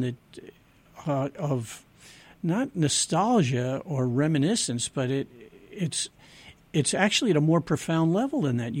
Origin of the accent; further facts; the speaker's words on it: United States; also born or lived in Maui, Hawaii; especially being an American and even more so living in the islands